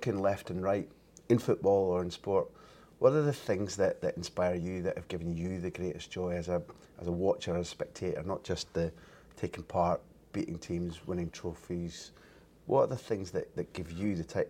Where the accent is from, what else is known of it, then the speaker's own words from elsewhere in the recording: Scotland, United Kingdom; I saw it as a Scot